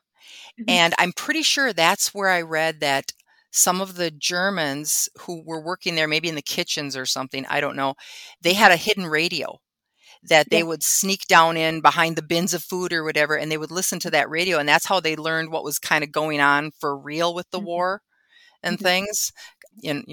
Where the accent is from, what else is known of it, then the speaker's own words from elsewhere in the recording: Wisconsin, United States; there was one in my hometown